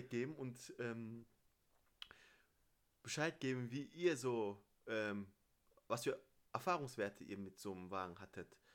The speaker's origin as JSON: {"language": "German", "country": "Turkey", "said": "für mich als Türke ist Toffasch, Alter."}